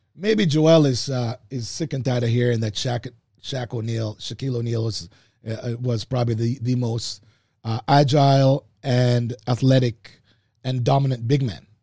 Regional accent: Oakville, Ontario, Canada; I grew up in Oakville

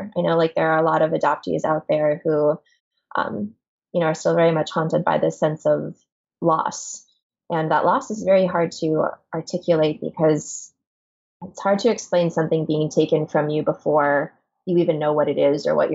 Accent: Washington, District of Columbia, United States; I was adopted when I was really little, like 6 months old or so, and grew up in Washington, D.C.

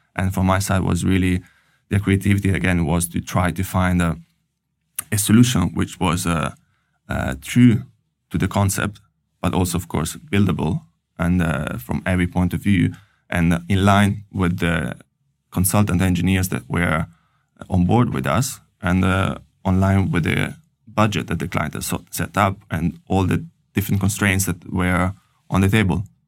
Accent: Italy; moved away as an adult; also born or lived in Paris, France; now in Oslo, Norway; I'm coming from Italy and I studied engineering in Italy

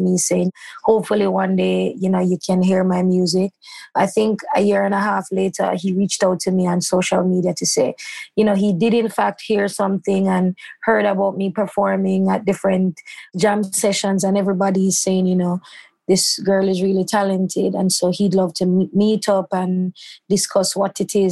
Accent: Christiana, Manchester Parish, Jamaica; moved away as an adult; now in Kingston, Jamaica; I moved from my hometown in Christiana

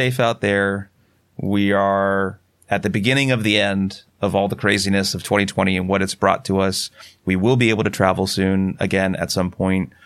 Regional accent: Sierra Nevada mountains around Yosemite, California, United States; moved away; also born or lived in Boulder, Colorado; I grew up in the Sierra Nevada mountains around Yosemite

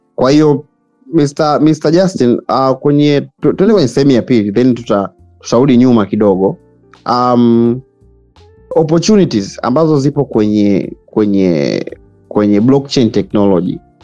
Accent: Tanzania; sisi ni watanzania

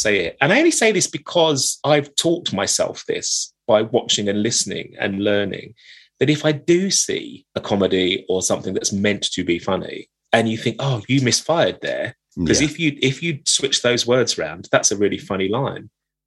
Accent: United Kingdom; I was brought up in East London, Essex

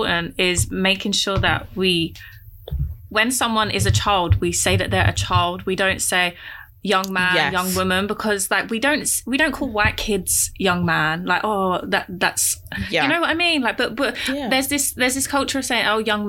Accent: Essex, East of England, United Kingdom; I grew up in Essex, and like, I lived opposite like a farm

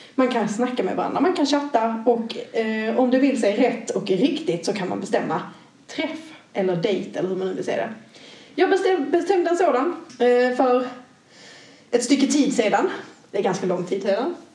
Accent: Malmö, Skåne, Sweden; accent: Scanian; Jag är ju som man eventuellt kan skönja på min dialekt född i Skåne, mm. i Malmö

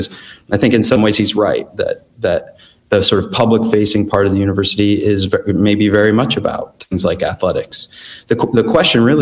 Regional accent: Pittsburgh, Pennsylvania, United States; moved away; I'm originally from Pittsburgh.

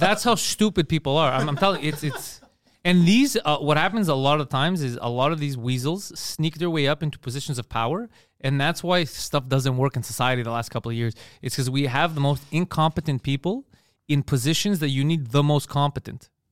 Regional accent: Park Extension, Quebec, Canada; We're from Park X.

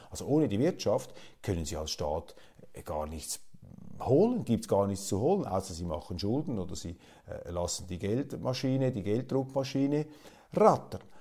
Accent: Switzerland; als Schweizer Kleinstaatler

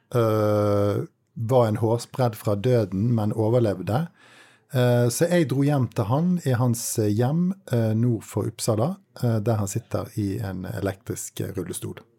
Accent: Bergen, Vestland, Norway; som nordmann, og spesielt bergenser

